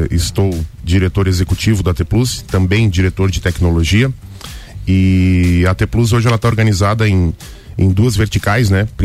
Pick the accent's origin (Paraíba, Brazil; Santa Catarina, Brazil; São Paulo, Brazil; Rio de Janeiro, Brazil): Santa Catarina, Brazil; Lages; Nós somos daqui. Então, 100% lagiana. É, nasceu lagiana, vai continuar sendo lagiana.